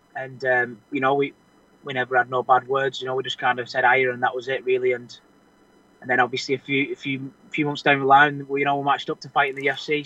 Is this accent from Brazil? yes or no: no; Wigan, North West England, United Kingdom; I was brought up wrestling in Wigan